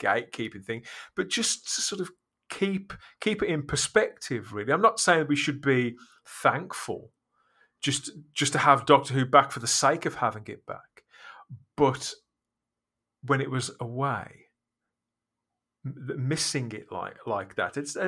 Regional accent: United Kingdom; I'm British.

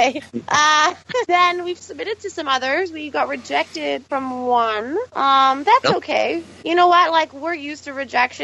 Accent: Sault Ste. Marie, Ontario, Canada; moved away; also born or lived in Toronto; I'm from the Sioux, but I'm on the Canadian side. But there was, like, a bridge. We always said we were going across the river. And growing up, I just would, like, I'd shop in Michigan and, like, just go.

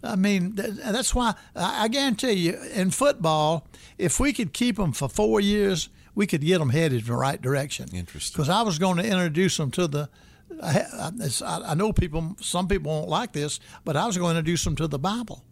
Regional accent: Birmingham, Alabama, United States; moved away as an adult; also born or lived in West Virginia; now in Tallahassee, United States; I was raised in Birmingham, Alabama

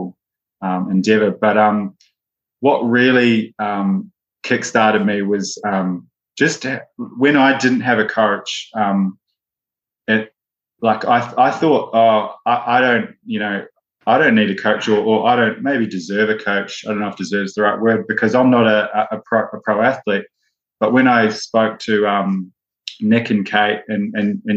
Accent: New Zealand; moved away; growing up in New Zealand, rugby is a huge sport, and I played rugby

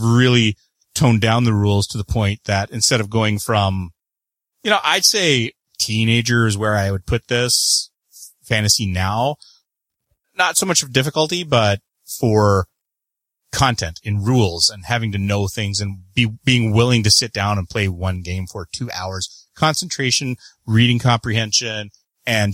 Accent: Canada; I am the Canadian

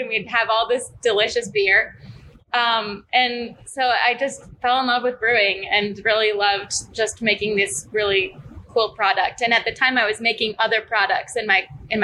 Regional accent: Midwest, United States; moved away as an adult; now in Arizona, United States; I'm originally from the Midwest and I moved to Arizona

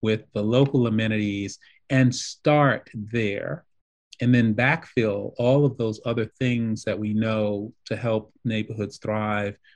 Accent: New York, United States; also born or lived in Detroit, United States / Italy; now in Chicago, United States; I'm originally a New Yorker

